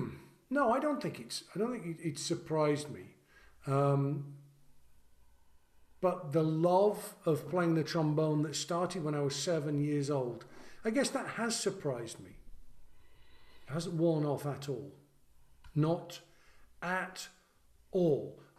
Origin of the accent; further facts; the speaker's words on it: England, United Kingdom; I'm also English, so I find it somewhat ungentlemanly to do it.